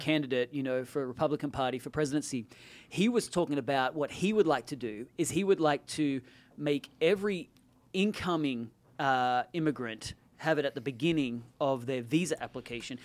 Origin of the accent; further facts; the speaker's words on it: Australia; moved away as an adult; now in Silicon Valley, United States; I'm Australian. I'm Australian American. I naturalized.